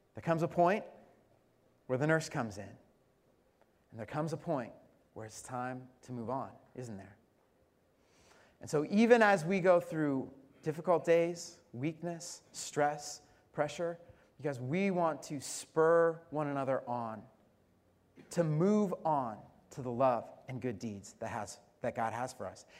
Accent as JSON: {"language": "English", "region": "Colorado", "country": "United States", "said": "I'm from Colorado"}